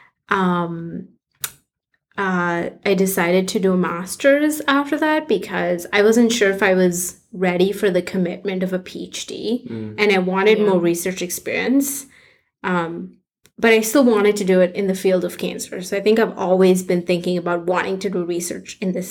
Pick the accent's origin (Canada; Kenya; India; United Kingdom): India; moved away as an adult; also born or lived in Minnesota; I grew up in India, and in high school, I really wanted to go to med school